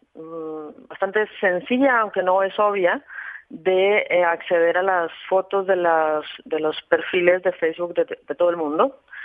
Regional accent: Colombia; yo soy colombiana, me siento colombiana y mi familia es colombiana

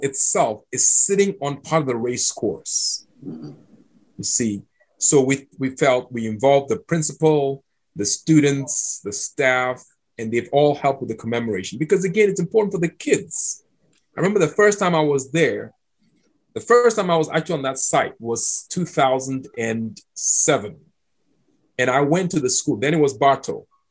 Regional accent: Accra, Greater Accra, Ghana; moved away as an adult; also born or lived in Cape Coast, Ghana / Georgia, United States; now in United States; I grew up in Accra, which is 100 miles from Cape Coast

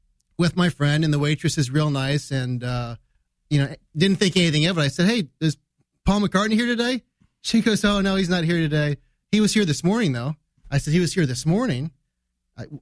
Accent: United States; I'm from the United States

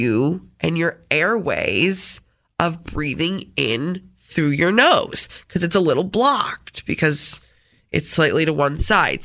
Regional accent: Rochester, New York, United States; accent: Rochesterian; I'm from Rochester.

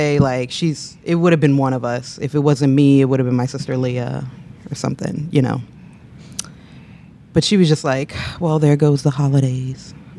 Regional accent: Newport News, Virginia, United States; I'm from Newport News, Virginia, born and raised.

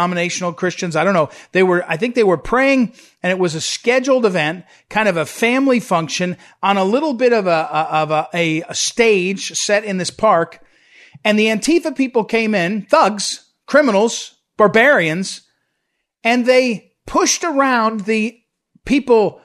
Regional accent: Missouri, United States; my home state of Missouri

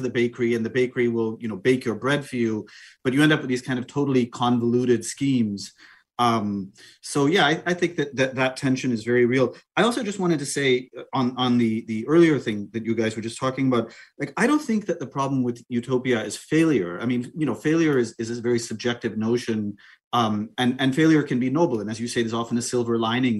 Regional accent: Auroville, Tamil Nadu, India; growing up in Auroville

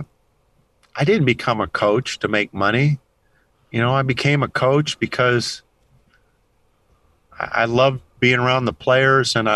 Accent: Kansas, United States; moved away as an adult; now in Texas, United States; I grew up in Kansas

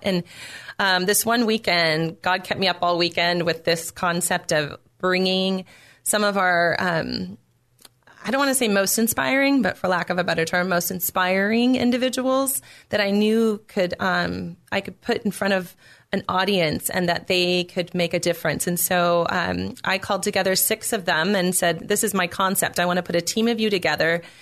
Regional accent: Temecula, California, United States; I grew up in Temecula um, in a very solid home

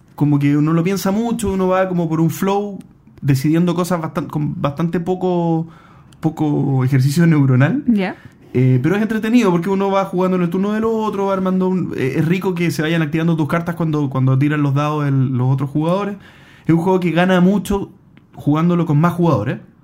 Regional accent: Chile; yo soy chileno

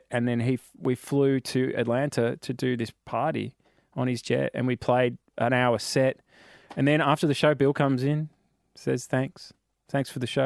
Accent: Australia; So we come out from Australia, we play Thursday, Friday, Saturday

